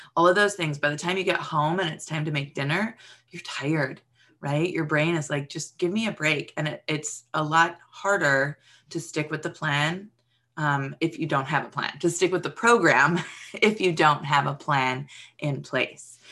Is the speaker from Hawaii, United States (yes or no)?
yes; Hawaii, United States; moved away; I grew up in Hawaii.